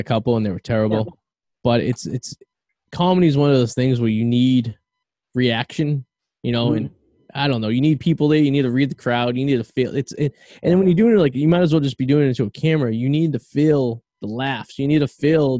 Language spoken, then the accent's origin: English; Revere, Massachusetts, United States; now in West Newbury, United States; I'm from Revere